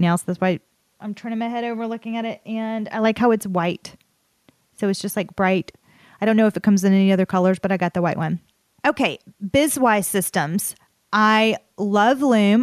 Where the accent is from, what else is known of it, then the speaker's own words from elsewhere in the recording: the South, United States; accent: Southern; my Southern accent